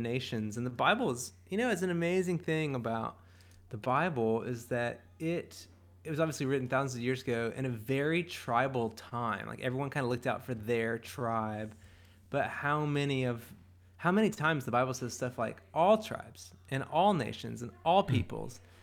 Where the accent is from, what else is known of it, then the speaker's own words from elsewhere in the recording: South Carolina, United States; growing up in South Carolina